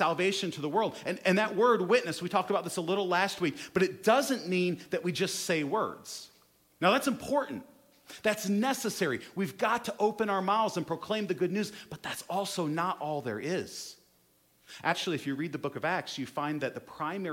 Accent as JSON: {"language": "English", "country": "United States", "said": "us as American Christians"}